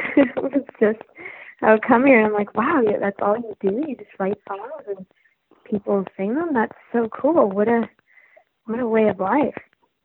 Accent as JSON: {"language": "English", "town": "Vancouver", "region": "British Columbia", "country": "Canada", "moved": "as an adult", "lives_now": "Nashville, United States", "said": "when I came to Nashville, I came from Vancouver, Canada"}